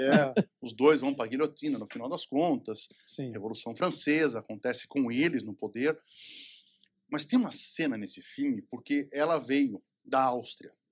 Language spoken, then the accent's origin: Portuguese; Brazil; moved away